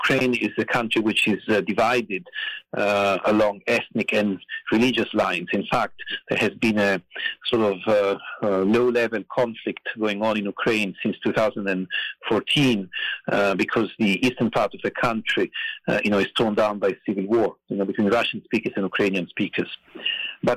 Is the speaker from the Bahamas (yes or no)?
no; Italy; English is a second language; moved away as an adult; also born or lived in United States; now in Berkeley, United States; as you can probably tell from my accent, I grew up in Italy, but I've now been living and working in the United States for the past 20 years.